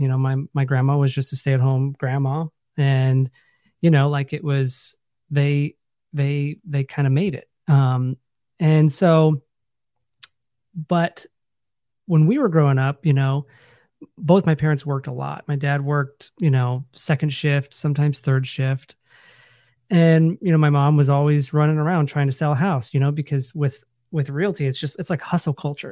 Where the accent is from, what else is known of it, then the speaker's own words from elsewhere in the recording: Findlay, Ohio, United States; I grew up in Northwest Ohio. um, a little town called Findlay, Ohio